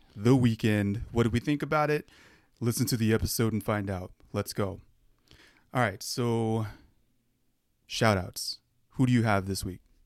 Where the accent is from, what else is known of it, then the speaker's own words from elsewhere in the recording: Arizona, United States; we're from Arizona